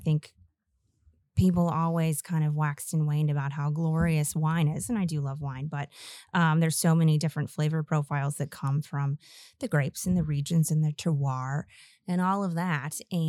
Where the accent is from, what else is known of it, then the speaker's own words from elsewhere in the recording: Louisville, Kentucky, United States; born there; also born or lived in Chicago; I was born in Louisville and spent my life kind of bouncing around between Louisville and Chicago.